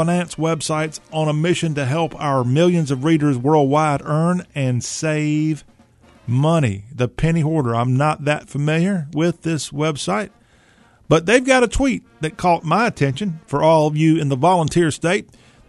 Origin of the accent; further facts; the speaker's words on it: Southern United States, United States; it is a rite of passage as a Southerner that you're near a coast